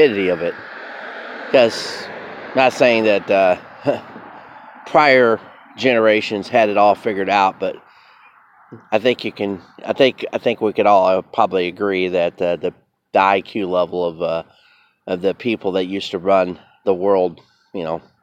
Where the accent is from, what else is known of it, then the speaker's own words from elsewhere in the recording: United States; as an American